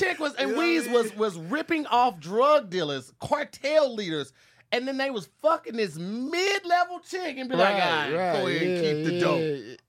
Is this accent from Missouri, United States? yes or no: yes; Missouri, United States; I was raised in the Midwest. Missouri is one of the last states to abolish slavery